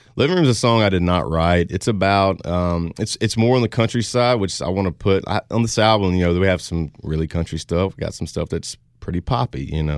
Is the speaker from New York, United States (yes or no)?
no; Louisiana, United States; I'm from, uh, like I said, I'm from Louisiana.